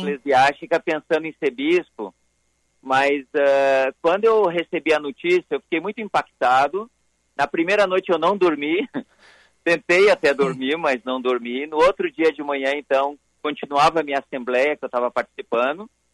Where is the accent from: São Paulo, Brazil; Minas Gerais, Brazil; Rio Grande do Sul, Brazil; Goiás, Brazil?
Rio Grande do Sul, Brazil; Sapucaia do Sul; eu sou de Sapucaia